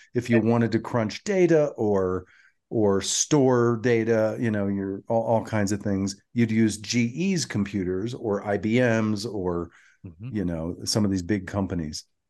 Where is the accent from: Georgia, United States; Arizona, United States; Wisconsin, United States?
Georgia, United States; Atlanta; moved away; growing up in Atlanta, my my junior high and high school years